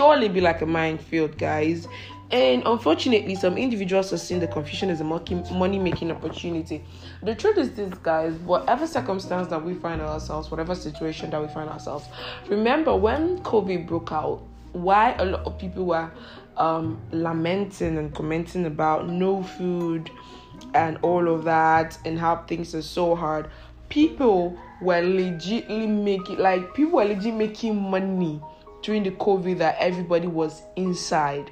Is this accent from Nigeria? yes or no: yes; Nigeria; I am Nigerian